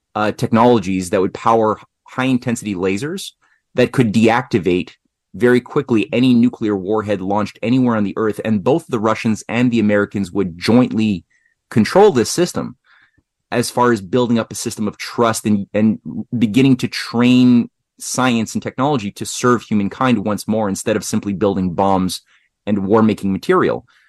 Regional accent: Canada; I'm a Canadian

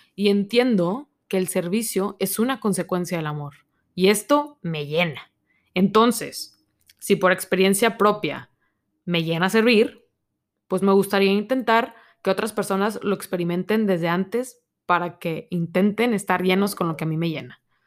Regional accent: Monterrey, Nuevo León, Mexico; soy de Monterrey, México

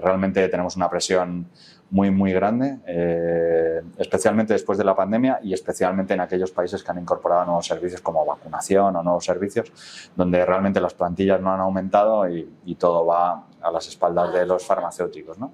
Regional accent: Spain; soy el único español

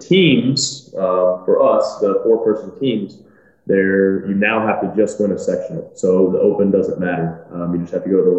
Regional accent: Tennessee, United States; also born or lived in Michigan; I was born in Michigan. When I was 4 years old, we moved to Tennessee. And so we've lived here since I was 4 years old

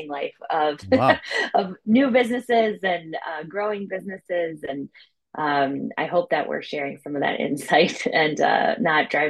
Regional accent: suburbs of the Twin Cities, Minnesota, United States; also born or lived in Germany; I grew up in the suburbs of the Twin Cities in Minnesota

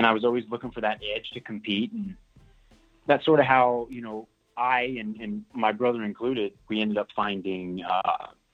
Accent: Florida, United States; moved away as an adult; also born or lived in Georgia; I grew up in Florida, and that's where I played my high school ball

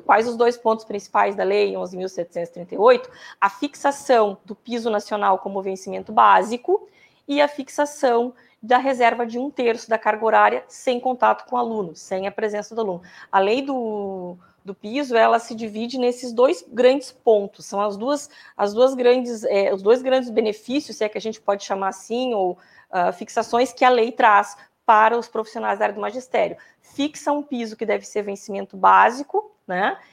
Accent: Pelotas, Rio Grande do Sul, Brazil; eu sou de Pelotas

